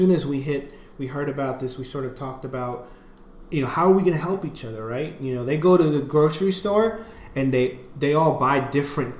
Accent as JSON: {"language": "English", "country": "United States", "said": "being an American, living in the U.S."}